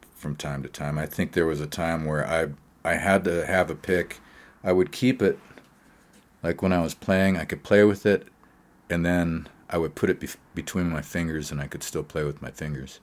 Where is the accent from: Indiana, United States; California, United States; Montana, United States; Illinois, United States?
Montana, United States; Great Falls; now in Colorado, United States; When I was a child, uh, growing up in Great Falls, Montana, uh, in the seventies, I guess, is when we arrived there, maybe seventy-five or so